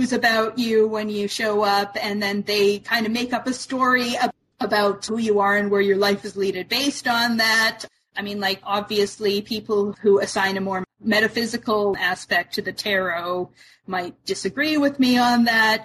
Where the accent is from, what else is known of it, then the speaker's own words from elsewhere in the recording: Canada; I'm Canadian